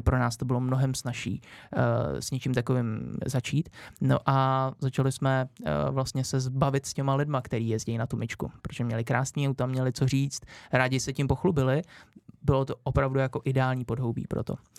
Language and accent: Czech; Orlické hory, Hradec Králové Region, Czechia; v Orlických horách, odkud pocházím